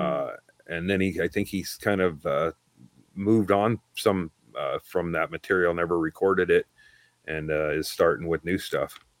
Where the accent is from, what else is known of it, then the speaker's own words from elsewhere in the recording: Oregon, United States; I'm from Oregon.